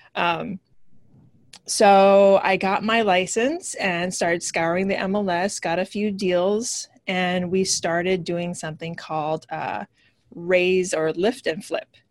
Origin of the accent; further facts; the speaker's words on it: Hawaii, United States; moved away as an adult; also born or lived in California / New York; now in New Jersey, United States; I am originally from Hawaii. I moved to New York back in 2001 ish.